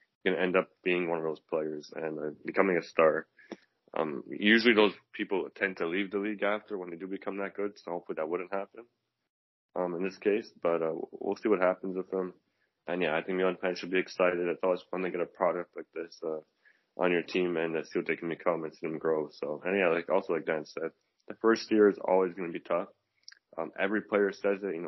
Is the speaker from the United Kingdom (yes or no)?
no; Canada; as a Canadian